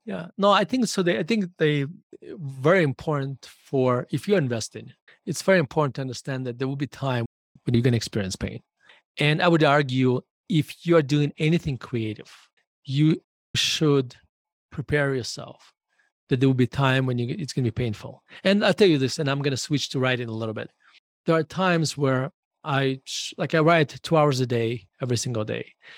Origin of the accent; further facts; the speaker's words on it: Murmansk, Murmansk Oblast, Russia; English is a second language; moved away as an adult; now in Denver, United States; I was born in Murmansk, Russia